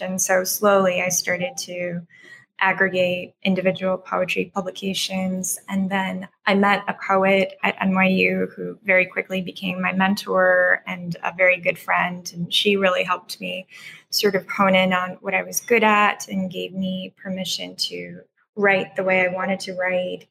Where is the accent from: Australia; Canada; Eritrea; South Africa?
Canada; Mississauga, Ontario; moved away as an adult; also born or lived in Croatia / United States / Burnaby, British Columbia / Newfoundland; I grew up in Ontario in a suburb just outside of Toronto called Mississauga.